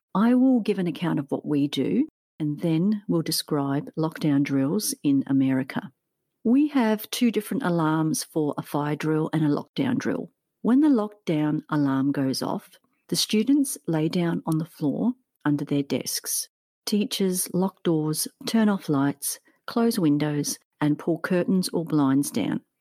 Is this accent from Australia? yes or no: yes; Australia; As I'm from Australia